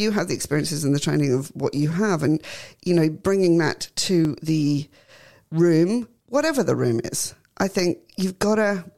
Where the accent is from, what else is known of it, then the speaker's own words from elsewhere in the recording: Australia; I'm an Aussie